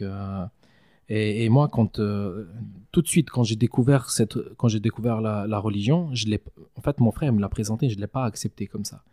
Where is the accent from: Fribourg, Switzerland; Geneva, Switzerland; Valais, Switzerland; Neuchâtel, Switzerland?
Valais, Switzerland; j'ai grandi en Valais c'est-à-dire j'ai fait toute ma scolarité ici